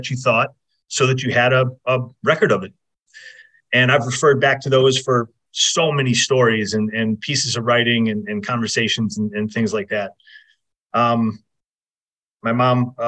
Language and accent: English; Fairport, New York, United States; also born or lived in Rochester, New York / Southern California; I'm from Fairport, New York. I got out of there as soon as I possibly could